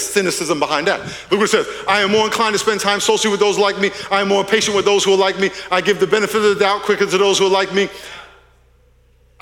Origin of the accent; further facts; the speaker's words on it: Long Island, New York, United States; moved away as an adult; now in California, United States; I'm from Long Island, New York. I'm a New Yorker. I've been in California 40 years, but I'm a New Yorker